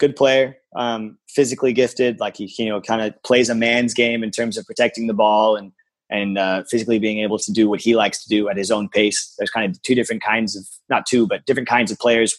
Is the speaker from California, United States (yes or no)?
yes; San Diego, California, United States; I grew up in San Diego